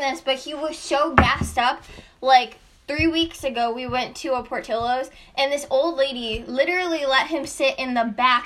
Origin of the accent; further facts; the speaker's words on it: Chicago, Illinois, United States; I'm from Chicago.